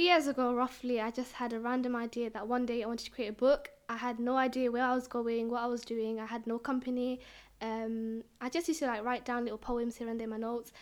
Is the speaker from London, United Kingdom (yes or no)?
yes; London, United Kingdom; I'm from East London.